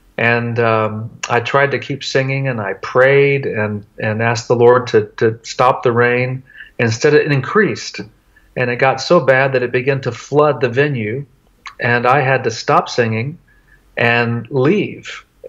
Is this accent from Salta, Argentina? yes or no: yes; Tartagal, Salta, Argentina; going back to the very town that I grew up in Argentina, a little town called Tartagal. I lived there when I was 5 years old, have really good memories.